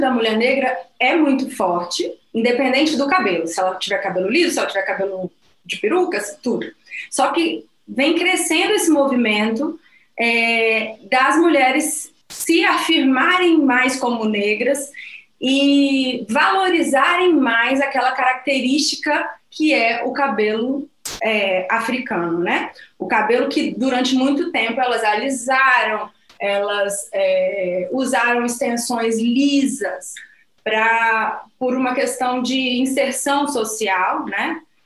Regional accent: Vitória, Espírito Santo, Brazil; moved away as an adult; also born or lived in Rio de Janeiro; now in Angola; eu nasci em Vitória, no Espírito Santo, fui para Angola há cinco anos

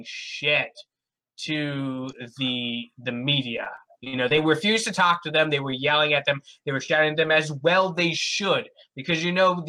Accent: United States; as an American

